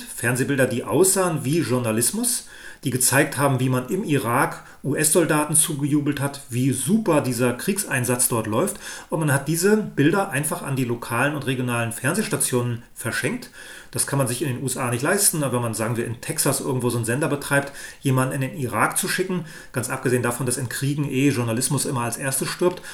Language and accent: German; Germany; Ich bin in der DDR aufgewachsen